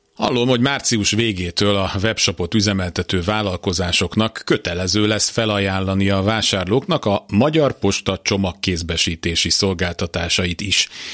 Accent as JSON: {"language": "Hungarian", "country": "Hungary", "tie": "born or raised there", "said": "1978-ban születtem Magyarországon, itt vettem először levegőt, e föld nevelt"}